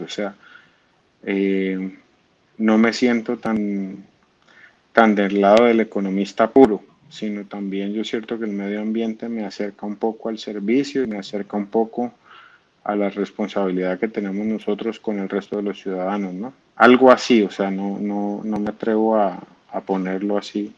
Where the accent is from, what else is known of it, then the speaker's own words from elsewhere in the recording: Cúcuta, Norte de Santander, Colombia; moved away as an adult; also born or lived in Bogotá; yo digo que soy cucuteño pero en realidad yo soy de Bogotá, yo nací en Bogotá.